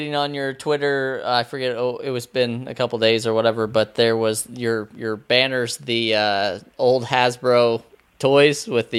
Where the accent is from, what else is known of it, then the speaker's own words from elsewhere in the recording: Southern Indiana, United States; now in East Coast, United States; I'm from Southern Indiana, so I am a little bit different from you. But I did move. I'm out here on the East Coast now